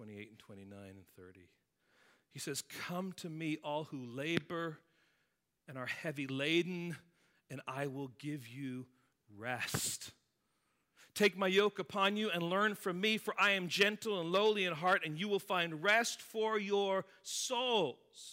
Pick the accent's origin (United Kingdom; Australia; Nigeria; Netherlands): United Kingdom; England; now in United States; My home country of England